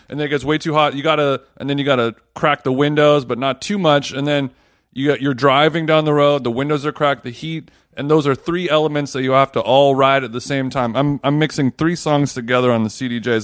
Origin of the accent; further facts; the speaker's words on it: Los Angeles, California, United States; now in New York, United States; I'm not from here. I'm from Los Angeles